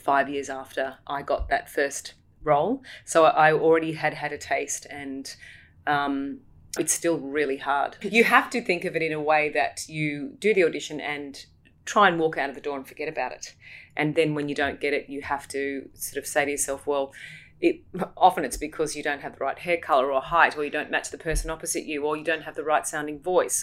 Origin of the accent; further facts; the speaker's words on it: Alstonville, New South Wales, Australia; I grew up in Alstonville, or Duck Creek Mountain, as it's formerly known, or known to the locals.